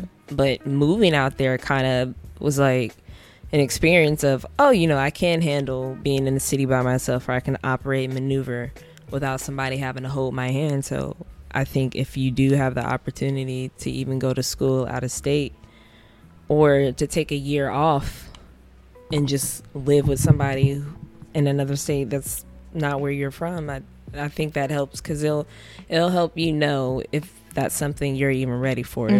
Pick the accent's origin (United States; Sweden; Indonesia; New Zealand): United States; Ohio; moved away as an adult; now in New York, United States; I'm from Ohio